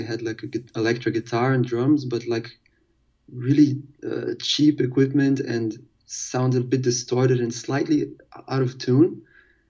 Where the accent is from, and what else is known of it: Porto, Norte, Portugal